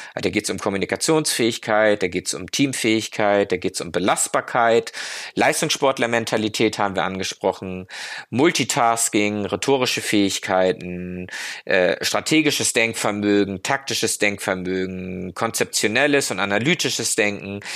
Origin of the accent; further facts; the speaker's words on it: Germany; wir uns als Deutsche